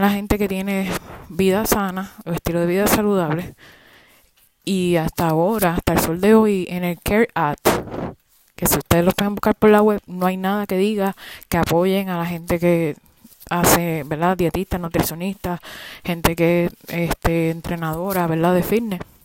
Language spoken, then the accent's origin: Spanish; Puerto Rico; yo soy puertorriqueña